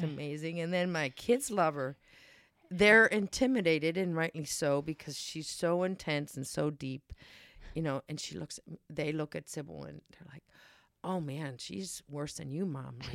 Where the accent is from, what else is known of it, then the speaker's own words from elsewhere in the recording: Pittsburgh, Pennsylvania, United States; moved away; my hometown in Pittsburgh